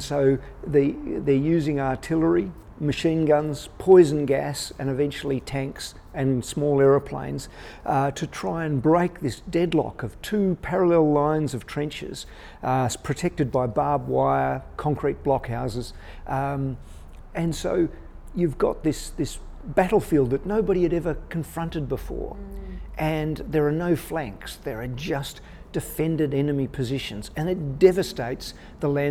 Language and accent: English; Western Australia, Australia; My home state, Western Australia